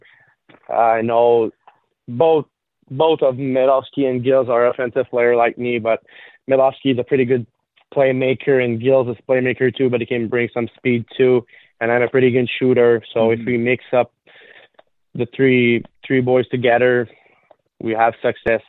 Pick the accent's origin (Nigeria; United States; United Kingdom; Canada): Canada; Salaberry-de-Valleyfield, Quebec; also born or lived in Baie-Comeau; I came from Valleyfield. It's a small town in Quebec, Quebec City. I was born there. I grew up there since I was young